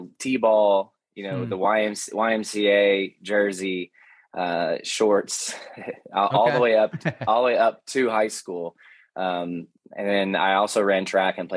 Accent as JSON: {"language": "English", "town": "Hendersonville", "region": "Tennessee", "country": "United States", "tie": "born or raised there", "also_born_or_lived": "Nashville, Tennessee", "said": "I grew up in Hendersonville, Tennessee, which is about 30 minutes from where I'm sitting right now in Nashville"}